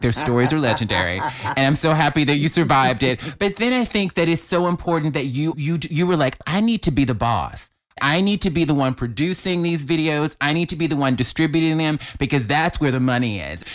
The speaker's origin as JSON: {"language": "English", "town": "Mobile", "region": "Alabama", "country": "United States", "moved": "yes", "said": "I'm from Alabama. I, grew, I have a religious mother. I grew up in the church"}